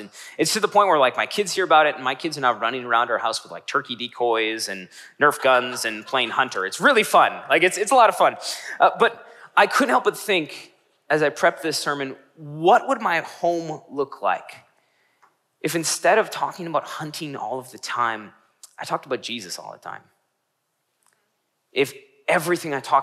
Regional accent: Northeast Wisconsin, United States; I grew up in Northeast Wisconsin

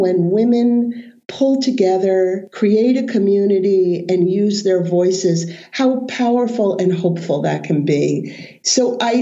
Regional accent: Maine, United States; I'm from Maine.

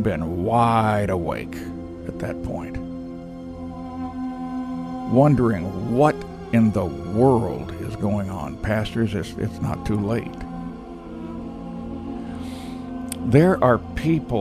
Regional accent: Texas, United States; I'm a Texan

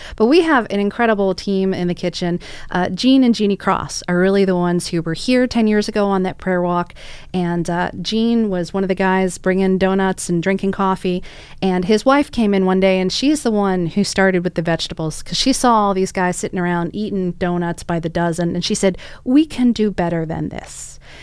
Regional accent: Arlington, Virginia, United States; I was raised in Arlington

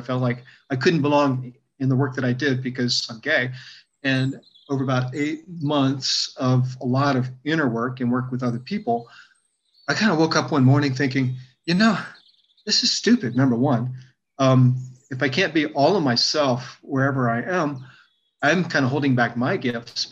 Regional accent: Virginia, United States; growing up in Virginia

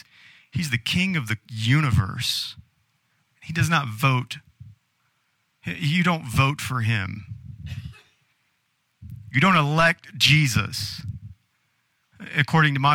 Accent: United States; being an American

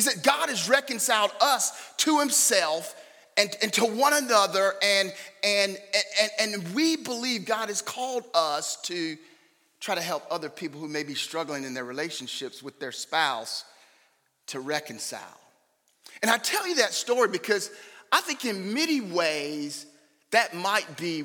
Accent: Raleigh, North Carolina, United States; now in Knightdale, United States; We live in Knightdale. We were both born and raised in Raleigh, but we moved to Knightdale maybe 25 years ago or so now

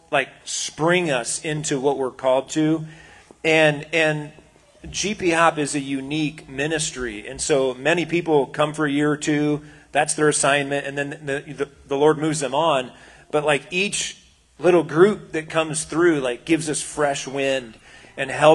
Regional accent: United States; we as American Christians

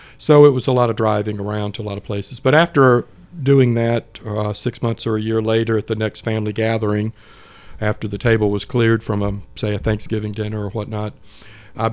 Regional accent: Chamblee, Georgia, United States; also born or lived in Mississippi; I grew up in Chamblee, northeast Atlanta, and graduated in 1982 from Sequoia High School.

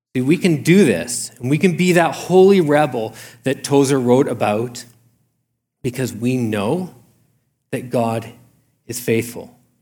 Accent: Canada; I'm a Canadian

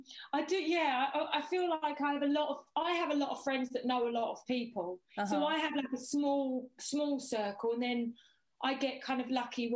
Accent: Westcliff-on-Sea, East of England, United Kingdom; moved away; also born or lived in Romford / Dagenham / Thorpe Bay / South Woodham Ferrers; Lived in Dagenham, Dagenham. Then we moved, I think I was about four, we moved to Westcliff-on-Sea, where I went to school at Earls Hall.

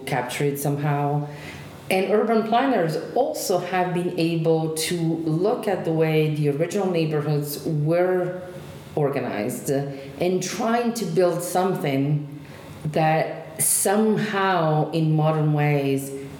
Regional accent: Genoa, Liguria, Italy; moved away; the last city that was European capital of culture in Italy was my hometown

